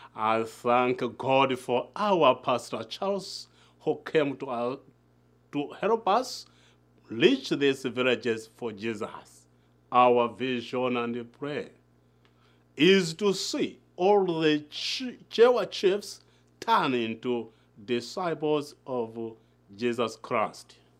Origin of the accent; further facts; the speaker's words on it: Malawi; from Malaa